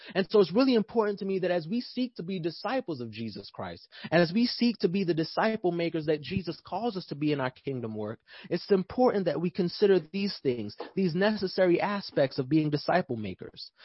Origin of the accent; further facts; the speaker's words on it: New York, United States; now in Atlanta, United States; I'm from New York